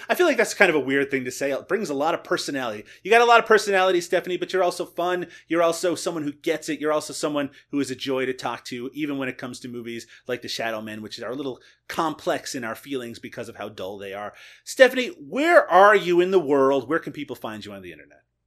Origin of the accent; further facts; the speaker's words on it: Canada; as a Canadian